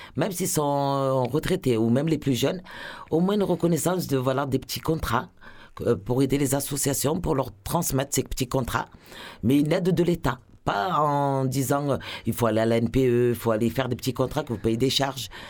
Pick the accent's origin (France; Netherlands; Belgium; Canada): France; Marseille, Provence-Alpes-Côte d'Azur; je suis marseillaise, je suis née à Marseille, j'ai habité au centre-ville